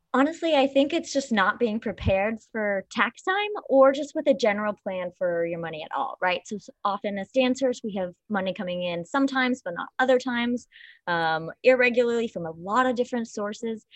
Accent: Paducah, Kentucky, United States; now in New York City, United States; I am from Paducah, Kentucky, um, small town

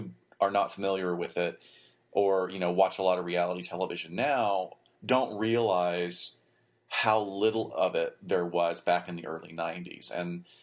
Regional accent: Huntsville, Alabama, United States; moved away; my hometown, which is Huntsville, Alabama

